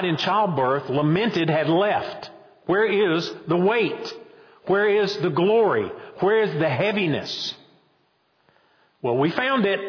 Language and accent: English; Boone, North Carolina, United States; now in Roxboro, United States; when I was growing up in Boone, we kind of laughed at the folks down in Wilkes County